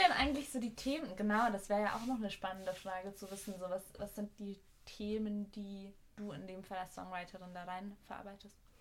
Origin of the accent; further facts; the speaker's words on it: Austria; now in Berlin, Germany; als Österreicherin in Deutschland